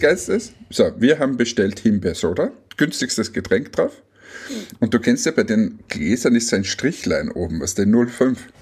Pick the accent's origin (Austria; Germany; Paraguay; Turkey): Austria; als Österreicher